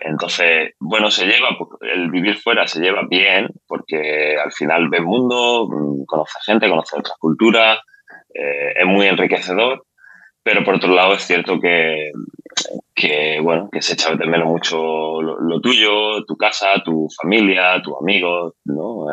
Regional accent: Spain; moved away as an adult; also born or lived in Ireland / Sweden; now in Dubai, United Arab Emirates; yo salí de España, de hecho salí de España en el 2010 como jugador. Yo jugaba bueno, en, en España en el antiguo CB Granada, que fue donde me crié, digamos, como jugador

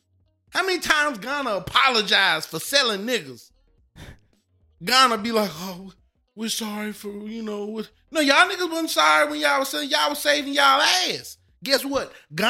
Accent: United States; I am an American.

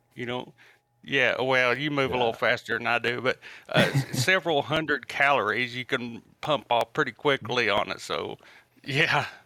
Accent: Tennessee, United States; I'm from Tennessee

